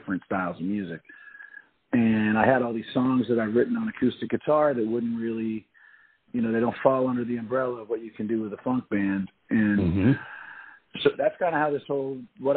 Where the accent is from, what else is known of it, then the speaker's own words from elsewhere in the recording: New Orleans, Louisiana, United States; I'm from New Orleans. I grew up here